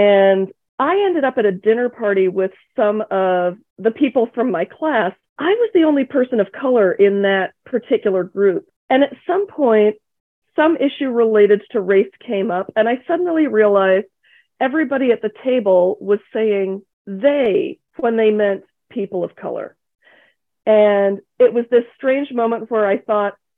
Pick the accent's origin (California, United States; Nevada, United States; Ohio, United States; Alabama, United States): Ohio, United States; Akron; also born or lived in England; immigrant kid from Asia landing in Akron, Ohio